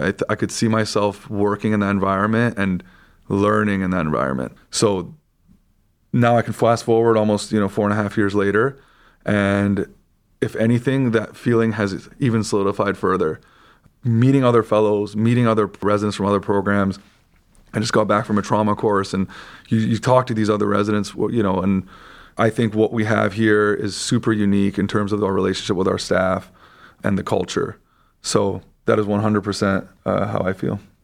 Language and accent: English; Vancouver, British Columbia, Canada; moved away as an adult; also born or lived in Michigan; now in Cleveland, United States; I am actually Canadian by background. I grew up in Vancouver, Canada